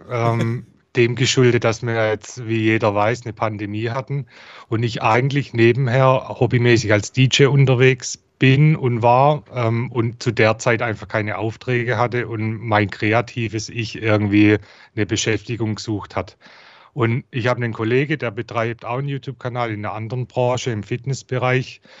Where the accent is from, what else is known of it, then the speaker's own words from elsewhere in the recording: Heilbronn, Baden-Württemberg, Germany; accent: Swabian; Ich komme aus Heilbronn, wie man unschwer erkennen kann an meinem Dialekt aus dem Schwabenländle.